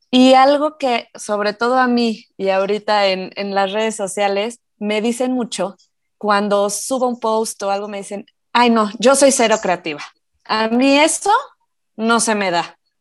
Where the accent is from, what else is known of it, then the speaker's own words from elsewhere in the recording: Morelia, Michoacán, Mexico; moved away; yo me acuerdo cuando era chiquita, digo, yo soy de provincia, yo soy de Morelia, entonces, me acuerdo perfecto que podíamos salir a jugar con mis primos